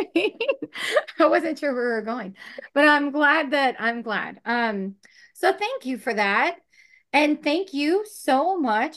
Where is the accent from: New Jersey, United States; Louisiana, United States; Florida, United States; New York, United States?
New York, United States; Long Island; moved away; I came from Long Island